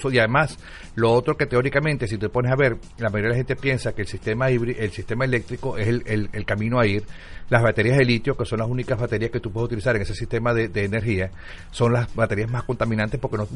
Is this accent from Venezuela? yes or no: yes; Caracas, Capital District, Venezuela; also born or lived in Cumaná; now in United States; yo soy de Caracas